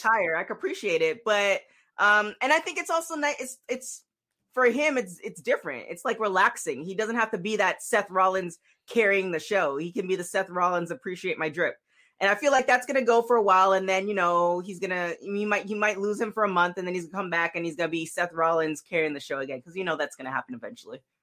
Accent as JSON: {"language": "English", "town": "Toronto", "region": "Ontario", "country": "Canada", "tie": "born or raised there", "moved": "yes", "lives_now": "Los Angeles, United States", "said": "Toronto, born"}